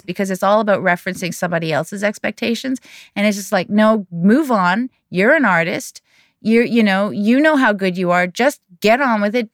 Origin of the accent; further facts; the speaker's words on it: Canada; I'm not Korean. I am Canadian, but I'm Korean Canadian